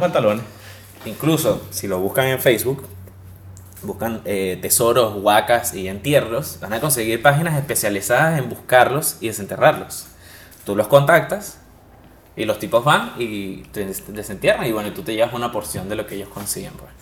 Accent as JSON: {"language": "Spanish", "country": "Venezuela"}